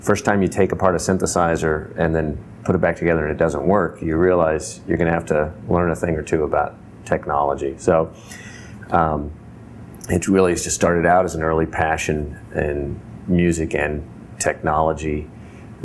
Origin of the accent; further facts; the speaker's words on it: Los Angeles, California, United States; I grew up in Los Angeles